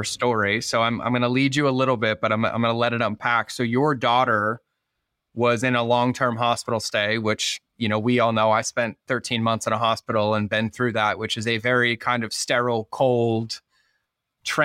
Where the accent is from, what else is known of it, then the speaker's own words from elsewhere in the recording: Boston, Massachusetts, United States; moved away; growing up in Boston